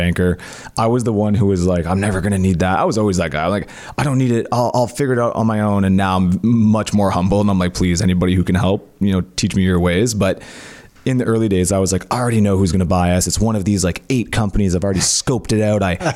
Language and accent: English; Cornwall, Ontario, Canada; we didn't have a lot of money growing up in Cornwall.